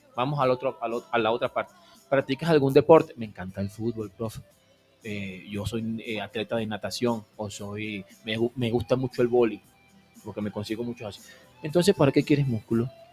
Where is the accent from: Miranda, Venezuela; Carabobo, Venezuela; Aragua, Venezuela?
Aragua, Venezuela; Maracay; moved away as an adult; also born or lived in Guayaquil, Ecuador; now in Ambato, Ecuador; Yo soy de la costa, yo soy de Aragua, Maracay.